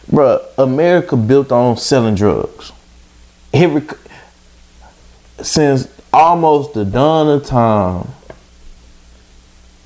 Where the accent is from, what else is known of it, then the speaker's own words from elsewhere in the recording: Baton Rouge, Louisiana, United States; I'm from Baton Rouge, Louisiana